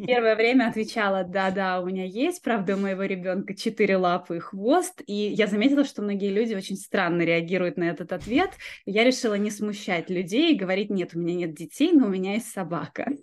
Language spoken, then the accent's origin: Russian; Yeysk, Krasnodar Krai, Russia; я родилась на юге России, в маленьком городе. Я думаю, что даже не все жители России его знают. Называется город Ейск